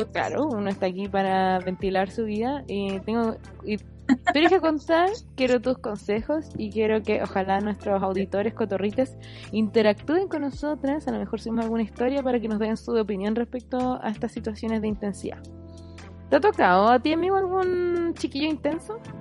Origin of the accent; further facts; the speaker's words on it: Santiago, Santiago Metropolitan Region, Chile; uno vive el invierno como santiaguino